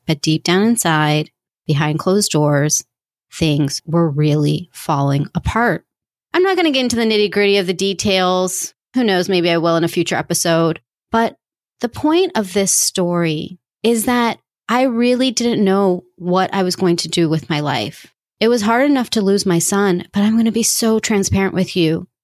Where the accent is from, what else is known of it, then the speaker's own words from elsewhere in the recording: United States; Coming from an Indian family, growing up here in the US